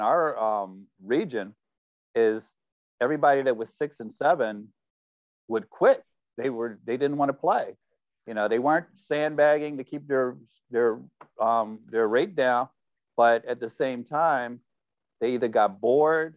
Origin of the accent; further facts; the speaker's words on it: Philadelphia, Pennsylvania, United States; I grew up in North Philadelphia.